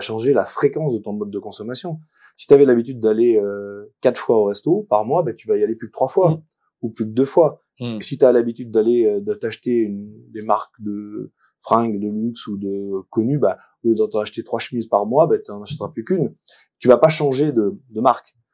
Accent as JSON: {"language": "French", "town": "Romans-sur-Isère", "region": "Auvergne-Rhône-Alpes", "country": "France", "tie": "born or raised there", "also_born_or_lived": "Paris", "lives_now": "Valence, France", "said": "je suis né à Romans, sur Isère, et je travaille à Paris."}